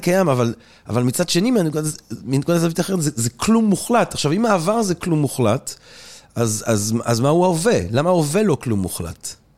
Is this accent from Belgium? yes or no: yes; Antwerp, Flanders, Belgium; moved away; אני אנטוורפן של שנות ה-80